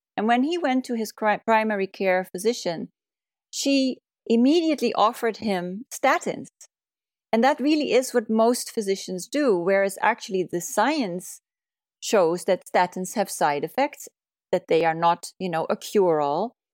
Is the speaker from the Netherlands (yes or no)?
yes; Netherlands; moved away as an adult; also born or lived in California, United States; now in Oregon, United States; originally, I'm from the Netherlands, where I went to medical school